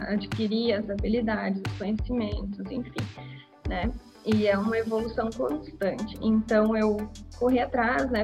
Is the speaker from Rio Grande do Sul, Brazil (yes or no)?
yes; Bento Gonçalves, Rio Grande do Sul, Brazil; eu sou de Bento Gonçalves